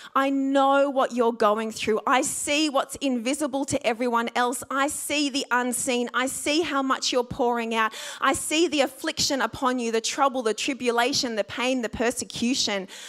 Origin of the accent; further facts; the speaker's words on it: Sydney, New South Wales, Australia; I grew up in the Sutherland Shire